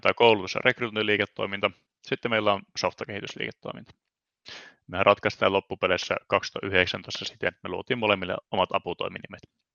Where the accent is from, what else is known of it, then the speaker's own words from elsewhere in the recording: Ii, North Ostrobothnia, Finland; also born or lived in Oulu; Iistä olen itse asiassa kotoisin, elikkä tuon Oulun pohjoispuolelta